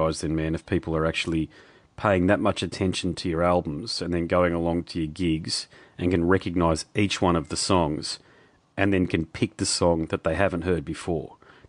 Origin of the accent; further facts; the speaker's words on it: Australia; I'm from Australia